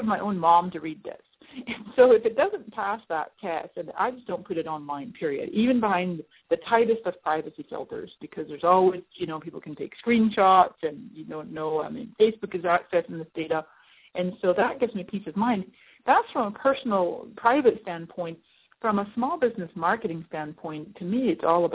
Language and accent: English; Scotland, United Kingdom; moved away as an adult; also born or lived in Canada; now in San Diego, United States; I am Scottish-Canadian. I was born in Canada. I spent 20 years in Scotland